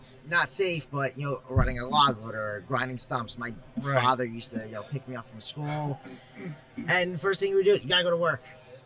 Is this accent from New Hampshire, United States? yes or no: no; Long Island, New York, United States; I'm from Long Island, New York